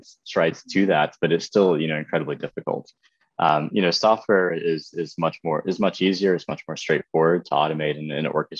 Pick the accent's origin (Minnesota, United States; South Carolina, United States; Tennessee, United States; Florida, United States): South Carolina, United States; Lexington; I grew up in Lexington, South Carolina